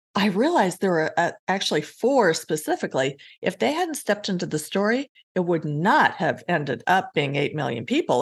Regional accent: Colorado, United States; moved away; also born or lived in Iowa; I grew up in Colorado

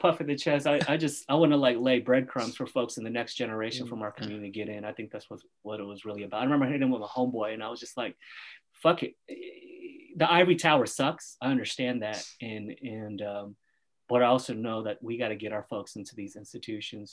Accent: Oakland, California, United States; Andrew and I grew up in Oakland

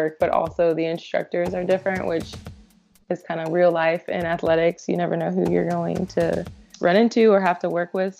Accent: Indianapolis, Indiana, United States; also born or lived in Bellarmine University (Louisville, Kentucky); I am from Indianapolis

